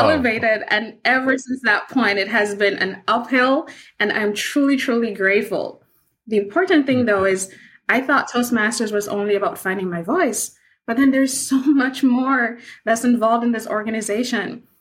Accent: Kingston, Jamaica; I am from Kingston, Jamaica

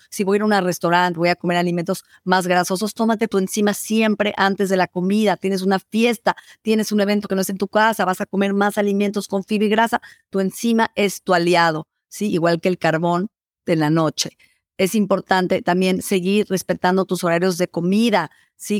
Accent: Mexico; en mi país, México

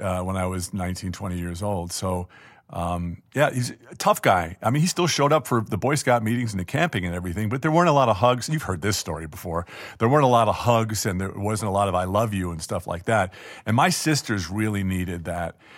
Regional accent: Garden City, New York, United States; now in Los Angeles, United States; Garden City, where I grew up

